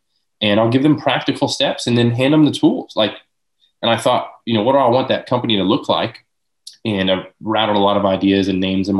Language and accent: English; Lakeland, Florida, United States; born and raised in Lakeland